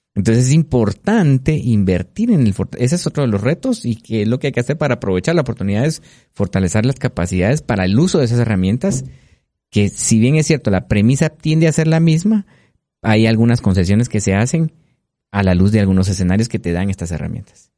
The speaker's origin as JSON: {"language": "Spanish", "country": "Guatemala"}